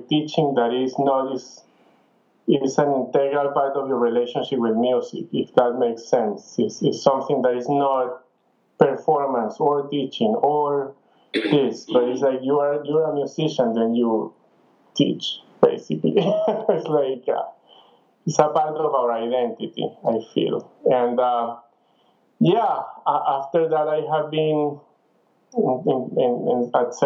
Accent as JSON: {"language": "English", "country": "Venezuela", "also_born_or_lived": "Ann Arbor / France / Spain", "moved": "as an adult", "said": "I am from Venezuela, and I started at El Sistema"}